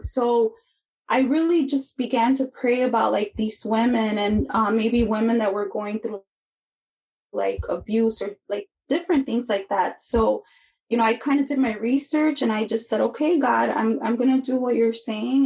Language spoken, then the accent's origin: English; Chicago, Illinois, United States; I grew up in Chicago